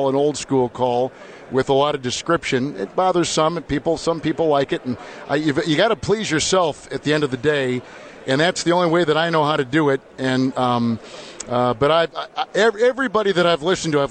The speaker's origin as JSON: {"language": "English", "town": "Green Bay", "region": "Wisconsin", "country": "United States", "tie": "born or raised there", "said": "I grew up in Green Bay, Wisconsin"}